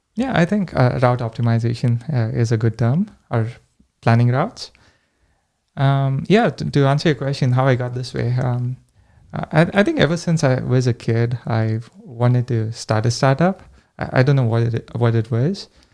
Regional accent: India; moved away as an adult; now in United States; I grew up in India

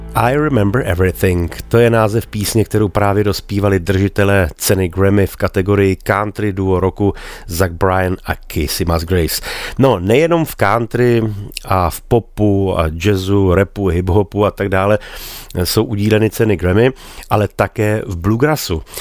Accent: Bohemia, Czechia; u nás v Čechách

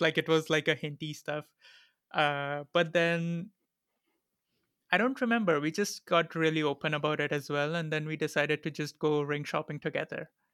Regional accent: India; English is a second language; being an Indian citizen

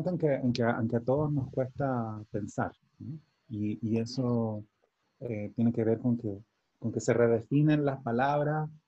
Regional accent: Chile; moved away; yo lo veo como un chileno viviendo fuera, para informarme sobre Chile

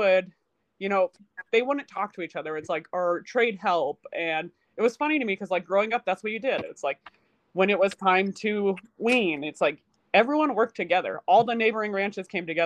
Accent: Utah, United States; born or raised there; also born or lived in Colorado

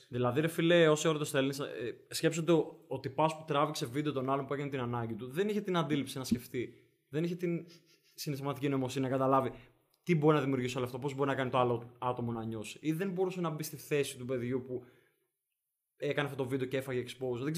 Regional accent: Denmark; Επειδή είμαι, είμαι από Δανία.

